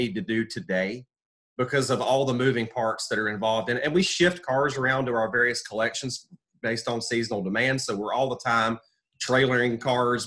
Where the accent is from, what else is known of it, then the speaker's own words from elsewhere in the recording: North Carolina, United States; also born or lived in Birmingham, Alabama / Marion, North Carolina; I split time between Alabama and North Carolina, which, you know, I'm originally from North Carolina